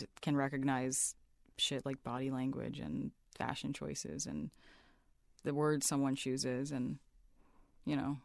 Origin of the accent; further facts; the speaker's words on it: Montana, United States; moved away; when I was raised in Montana